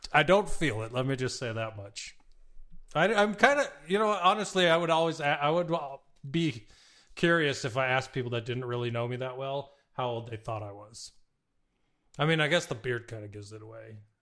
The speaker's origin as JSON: {"language": "English", "region": "Arizona", "country": "United States", "tie": "born or raised there", "also_born_or_lived": "San Diego", "moved": "yes", "said": "growing up in Arizona"}